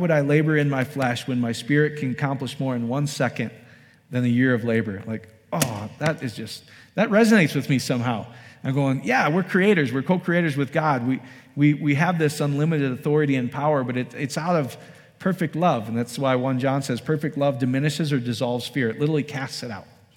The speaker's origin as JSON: {"language": "English", "region": "Iowa", "country": "United States", "tie": "born or raised there", "moved": "yes", "lives_now": "Colorado Springs, United States", "said": "I grew up in Iowa."}